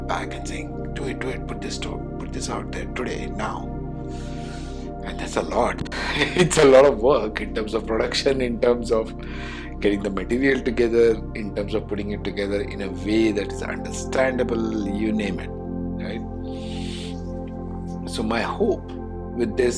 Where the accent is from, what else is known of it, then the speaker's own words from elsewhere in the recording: India; being an Indian